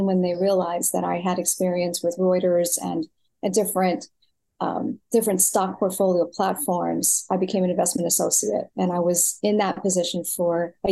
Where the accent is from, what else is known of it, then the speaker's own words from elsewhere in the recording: New York City, New York, United States; moved away as an adult; also born or lived in Florida / California / Texas; I was born in New York City, born and raised